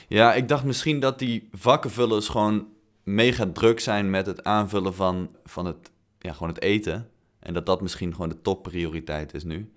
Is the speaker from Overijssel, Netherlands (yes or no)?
no; Tilburg, North Brabant, Netherlands; moved away; Tilburg, dus de hotspot van Nederland, eh, mijn thuisstad